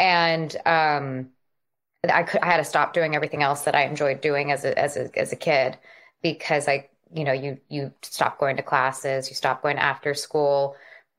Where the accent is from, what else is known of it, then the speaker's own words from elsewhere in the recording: Los Angeles, California, United States; Yes, I was born and raised in the Valley. I was raised everywhere in the Valley. We covered quite a span of the San Fernando Valley in Los Angeles.